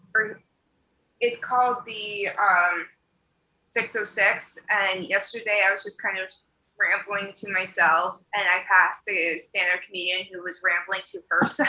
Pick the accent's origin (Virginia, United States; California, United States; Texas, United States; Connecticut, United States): Virginia, United States; moved away as an adult; also born or lived in Tucson, Arizona; now in Chicago, United States; I was born and raised in Virginia